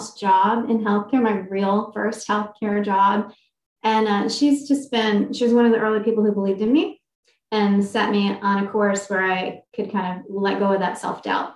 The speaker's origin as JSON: {"language": "English", "region": "Maryland", "country": "United States", "said": "I'm from Maryland"}